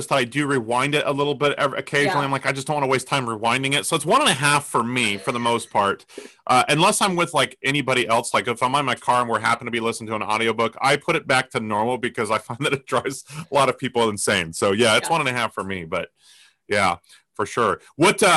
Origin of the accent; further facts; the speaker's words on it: Colorado, United States; I grew up in Colorado